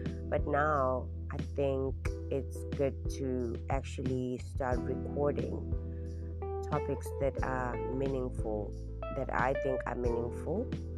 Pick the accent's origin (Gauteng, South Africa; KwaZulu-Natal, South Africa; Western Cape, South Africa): KwaZulu-Natal, South Africa; Durban; I am originally from Durban, South Africa. I've moved around the country quite a bit, South Africa